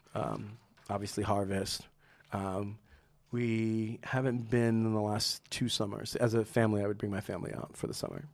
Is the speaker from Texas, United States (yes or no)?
yes; San Antonio, Texas, United States; also born or lived in Trenton, New Jersey; now in New York, United States; growing up in San Antonio